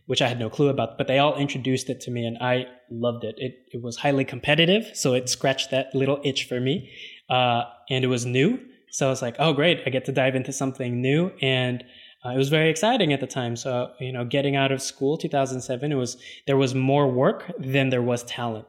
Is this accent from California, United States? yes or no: yes; Los Angeles, California, United States; I was born and raised in Los Angeles